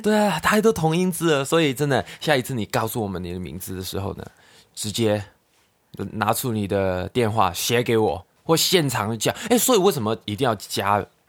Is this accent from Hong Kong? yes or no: yes; Hong Kong; Chinese is a second language; moved away; 我国语都讲不好的。因为我的大党都是香港人，我们几乎就是两个香港人在台湾玩而已啊